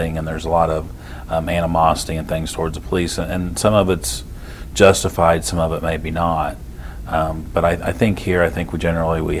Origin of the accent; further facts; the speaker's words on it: Cainsville, Missouri, United States; now in Trenton, United States; I grew up in Canesville, which is about 45 minutes away